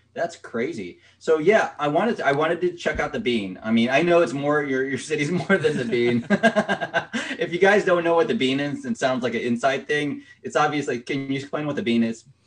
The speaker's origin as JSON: {"language": "English", "town": "Rockville", "region": "Maryland", "country": "United States", "said": "I'm from Rockville, Maryland."}